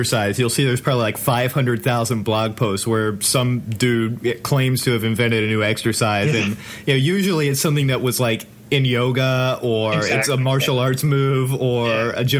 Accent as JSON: {"language": "English", "town": "Atlanta", "region": "Georgia", "country": "United States", "tie": "born or raised there", "said": "I grew up in Atlanta"}